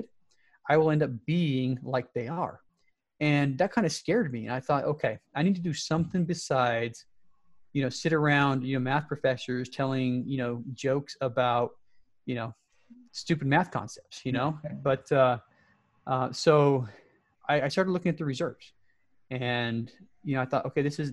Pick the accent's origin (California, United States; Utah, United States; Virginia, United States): Utah, United States; Salt Lake City; moved away as an adult; I was born and raised in the Salt Lake City area